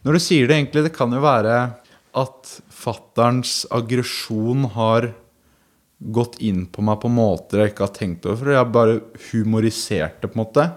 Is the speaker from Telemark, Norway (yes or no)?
yes; Porsgrunn, Telemark, Norway; moved away; vi er jo fra Porsgrunn